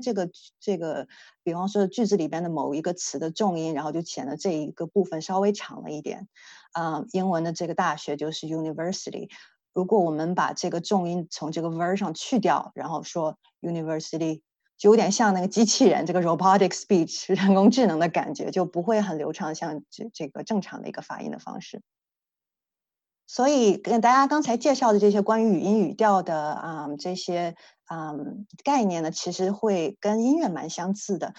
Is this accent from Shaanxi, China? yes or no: no; Dalian, Liaoning, China; 我家乡大连以前闹过一个非常搞笑的一个例子